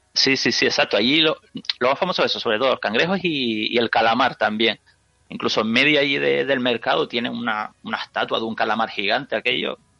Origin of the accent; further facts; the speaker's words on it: Canary Islands, Spain; yo que soy de Canarias